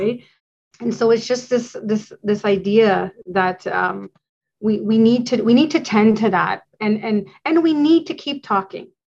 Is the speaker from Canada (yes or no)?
yes; Canada; as a Canadian